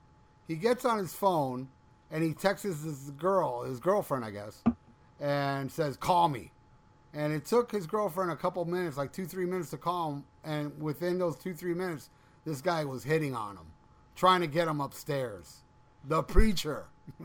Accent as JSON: {"language": "English", "region": "Florida", "country": "United States", "said": "I'm from Florida."}